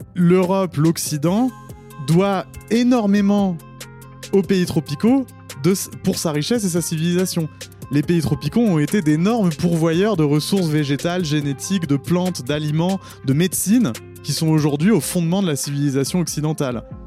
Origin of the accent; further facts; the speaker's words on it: Paris, Île-de-France, France; je suis né en 1987 à Paris, non loin d'ici